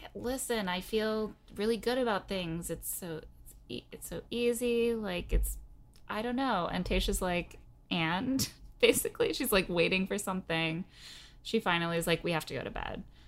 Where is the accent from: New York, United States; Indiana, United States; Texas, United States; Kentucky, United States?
Indiana, United States; moved away; I also was born and raised in Indiana